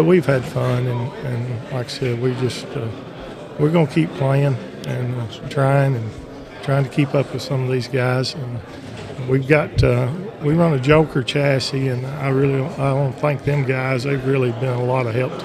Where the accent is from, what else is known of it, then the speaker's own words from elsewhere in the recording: Kentucky, United States; I'm from Kentucky